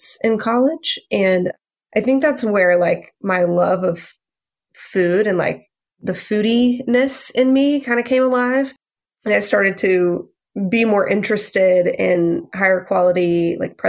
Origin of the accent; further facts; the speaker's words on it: Louisiana, United States; I grew up in Louisiana with, like, a really big food culture